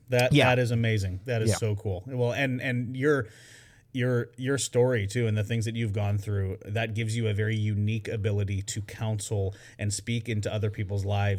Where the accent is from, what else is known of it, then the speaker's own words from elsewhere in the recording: Washington, United States; I am a weird Washingtonian. So I grew up in Eastern Washington, which is a completely different culture.